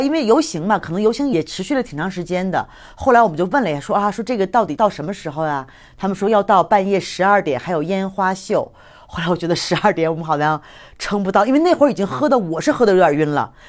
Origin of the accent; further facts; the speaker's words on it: China; 大部分人，你们那天也体会到那种完全没有觉得我们是中国人就对我们有什么不一样的看法